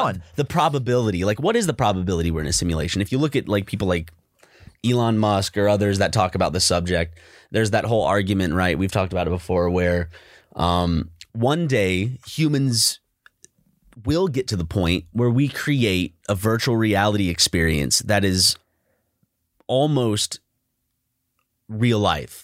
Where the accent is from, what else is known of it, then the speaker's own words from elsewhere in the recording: South Carolina, United States; growing up in South Carolina